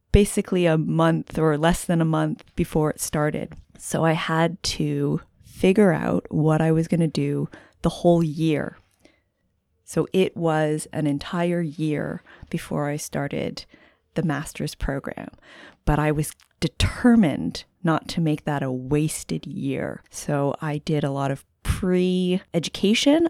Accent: Canada; moved away as an adult; also born or lived in Halifax, Nova Scotia / Ontario; now in Santa Cruz, United States; I'm Canadian, so a bit of a transplant here in Santa Cruz

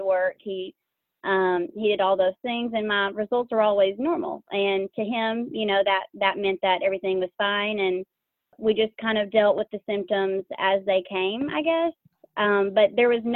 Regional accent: Jackson, Tennessee, United States; I'm from West Tennessee, around the Jackson area

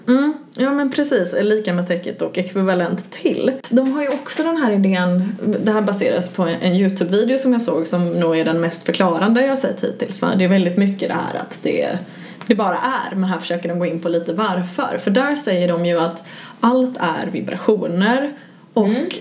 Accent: Gothenburg, Västra Götaland, Sweden; Jag är göteborgare

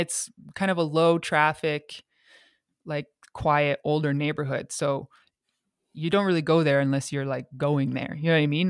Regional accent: Calgary, Alberta, Canada; moved away as an adult; also born or lived in England / Montreal; I'm from Calgary

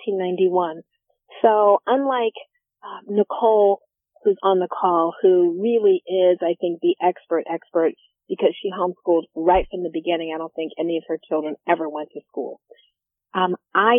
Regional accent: Columbus, Ohio, United States; I'm from Columbus. I went to Columbus School for Girls

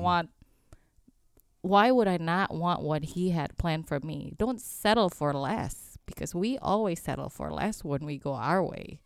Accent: Indonesia; English is a second language; now in United States; where I grew up in Indonesia

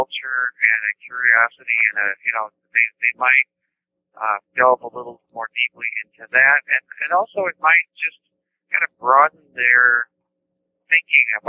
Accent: Omaha, Nebraska, United States; I grew up in Omaha, Nebraska

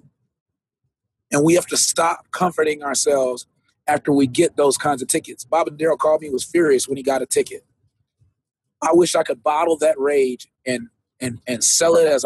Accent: Jamaica; I'm a Jamaican

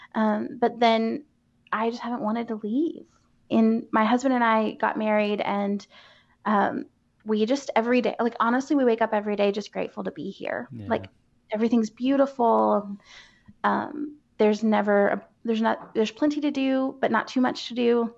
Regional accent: Asheville, North Carolina, United States; I grew up in Asheville for the mm-hmm. most part

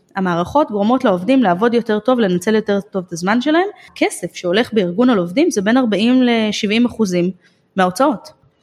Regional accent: Israel; אצלנו בישראל

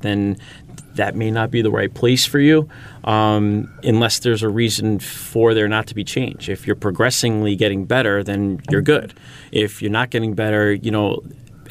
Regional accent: Syosset, New York, United States; growing up in Syosset

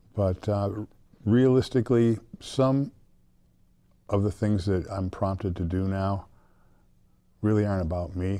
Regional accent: South Deerfield, Massachusetts, United States; I grew up in South Deerfield, which is a small town

